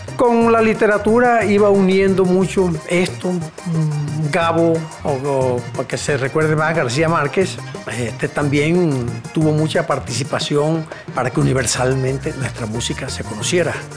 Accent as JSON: {"language": "Spanish", "town": "Villanueva", "region": "La Guajira", "country": "Colombia", "tie": "born or raised there", "moved": "yes", "lives_now": "Valledupar, Colombia", "said": "Yo nací en Villanueva, La Guajira, que hoy se conoce como cuna de acordeones. Eh, desde niño, por el entorno musical donde me crié"}